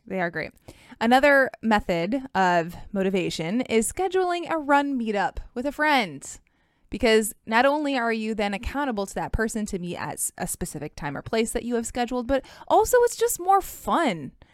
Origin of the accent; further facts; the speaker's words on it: Michigan, United States; I'm from Michigan